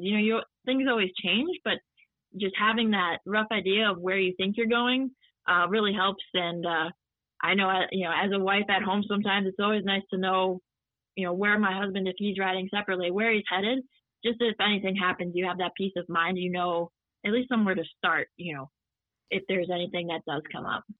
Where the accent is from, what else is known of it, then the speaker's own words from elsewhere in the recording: Midwest, United States; growing up in the Midwest